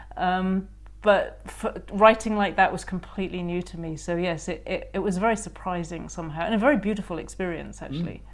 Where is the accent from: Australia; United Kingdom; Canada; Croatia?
United Kingdom; being very British